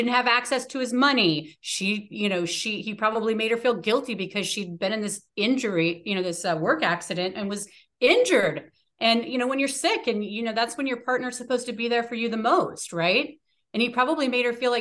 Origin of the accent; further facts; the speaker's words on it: Washington, United States; also born or lived in New York; when we moved to Washington, when I was one